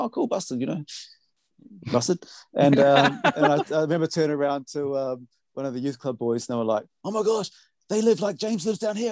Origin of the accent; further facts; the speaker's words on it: New Zealand; moved away; I'm from New Zealand originally